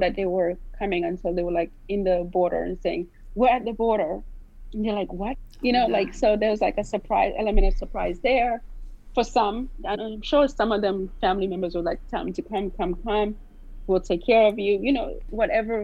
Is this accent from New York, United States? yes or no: yes; New York City, New York, United States; also born or lived in Haiti; I'm Haitian American. I was born in Haiti. I grew up in Brooklyn, New York.